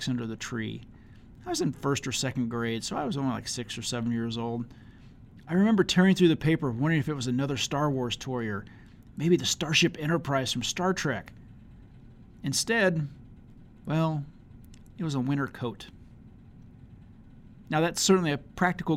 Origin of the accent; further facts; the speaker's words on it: Leavenworth, Kansas, United States; growing up in Leavenworth, Kansas, a kid of the 1970s and 80s